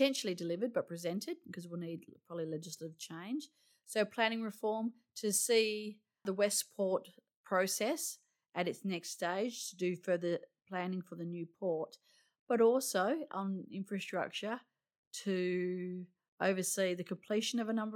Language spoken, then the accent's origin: English; Roleystone, Western Australia, Australia; I grew up in the hills. I grew up in Rolling Stone.